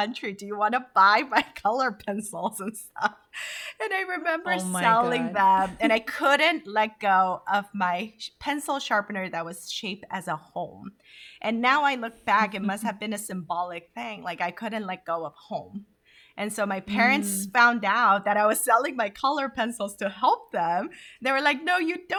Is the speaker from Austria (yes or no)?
no; Honduras; also born or lived in Korea; now in United States; growing up in Honduras.